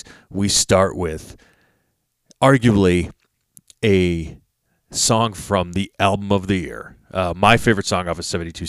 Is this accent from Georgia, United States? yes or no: no; Phoenix, Arizona, United States; I hail from the Valley of the Sun in Phoenix, Arizona, and the foothills of some mountains.